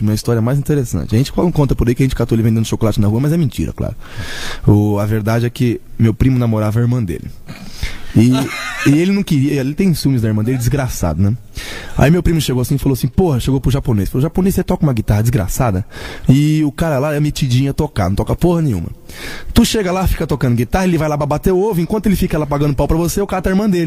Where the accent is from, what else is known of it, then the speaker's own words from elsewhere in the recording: Bahia, Brazil; Eu sou, sou baiano, né? Sou. Minha família toda é nortista.